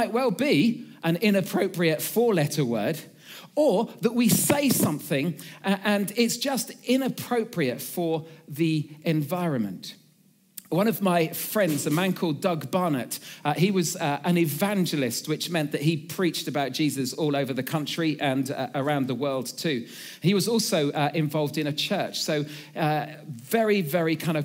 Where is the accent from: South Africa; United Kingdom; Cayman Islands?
United Kingdom; Suffolk, East of England; I come from Suffolk